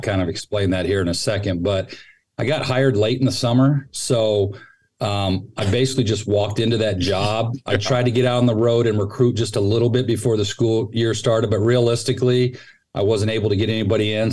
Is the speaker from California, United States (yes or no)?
yes; Sacramento, California, United States; moved away as an adult; also born or lived in Texas / Dallas; now in San Mateo, United States; I grew up in Sacramento, just up the road from here, and uh, all my family's still